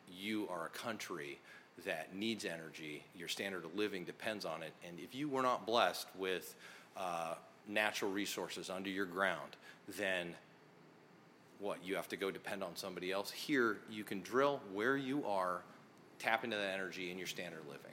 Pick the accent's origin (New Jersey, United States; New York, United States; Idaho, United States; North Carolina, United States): Idaho, United States; North; So I grew up, I'm a kid from North Idaho silver mines.